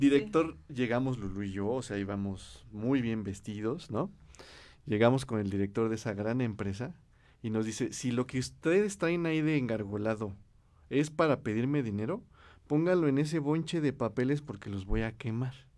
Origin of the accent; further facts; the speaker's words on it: Cuautitlán Izcalli, State of Mexico, Mexico; primero fui director de un instituto de la juventud en Cuautitlán Izcalli, donde y, de donde yo soy.